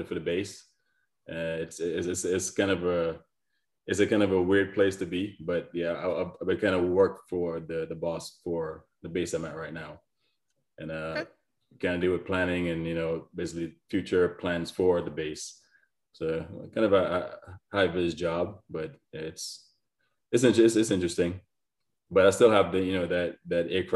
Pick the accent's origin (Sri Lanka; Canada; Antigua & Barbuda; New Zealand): Antigua & Barbuda; moved away as an adult; also born or lived in New York; So I was born in New York, but I was raised in the Caribbean. So I lived in Antigua for 17 years.